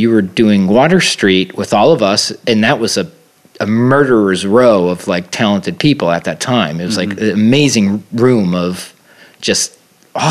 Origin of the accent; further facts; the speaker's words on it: New York, United States; I grew up in New York